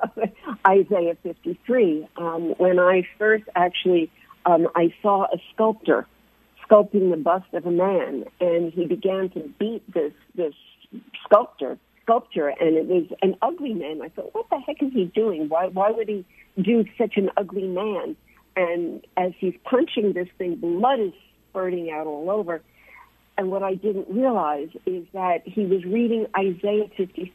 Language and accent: English; United States; now in Jerusalem, Israel; I'm an American